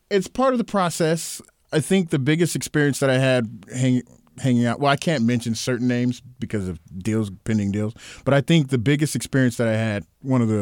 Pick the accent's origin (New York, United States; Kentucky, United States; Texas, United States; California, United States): California, United States; Los Angeles; also born or lived in Seattle; Mind you, I'm from Los, Los Angeles, uh, even though I grew up here as a kid in Seattle, but I've gone back and forth and never exposed to anything like that.